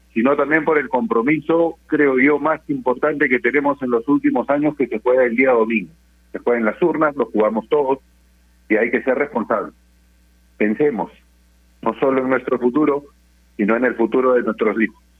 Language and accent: Spanish; Peru; somos peruanos